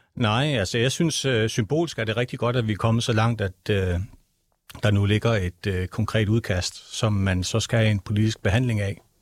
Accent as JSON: {"language": "Danish", "country": "Greenland", "tie": "born or raised there", "said": "jeg er født og opvokset i Grønland"}